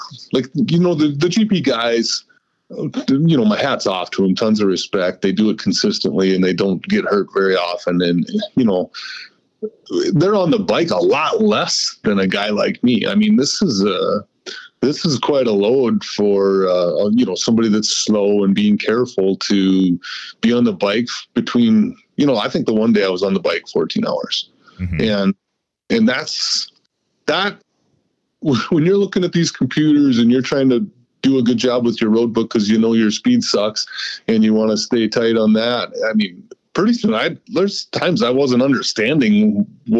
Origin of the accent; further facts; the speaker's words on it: United States; I'm American through and through.